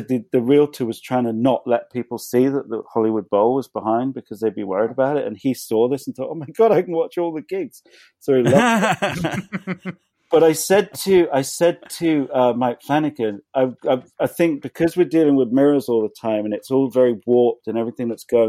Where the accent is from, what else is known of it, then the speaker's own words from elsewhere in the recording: England, United Kingdom; which come growing up in England, we always used to get French and Italian films from the video shop.